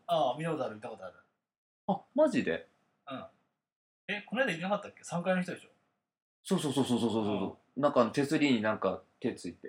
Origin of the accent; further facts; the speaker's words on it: Kumamoto, Japan; moved away; うちの実家